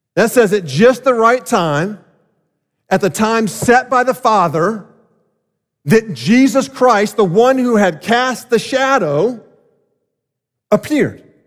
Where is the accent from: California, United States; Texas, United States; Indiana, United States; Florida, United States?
Florida, United States; South; I grew up in South Florida